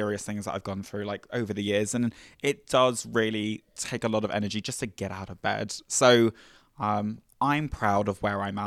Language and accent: English; England, United Kingdom; I'm also from England.